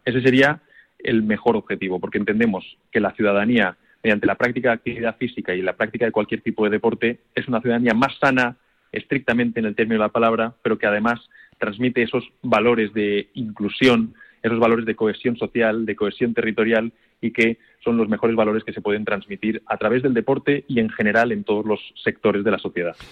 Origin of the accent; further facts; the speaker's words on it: Valencia, Valencian Community, Spain; como es mi tierra